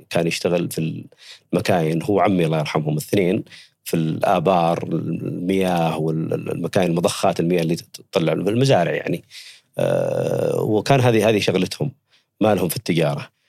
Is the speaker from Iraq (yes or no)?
no; Yemen; also born or lived in Saudi Arabia; now in Riyadh, Saudi Arabia; أنا ولدت في حدود ال- المملكة العربية السعودية، أنا من اليمن. المنطقة هذه منطقة حدودية، يعني بين- بين المملكة وبين اليمن.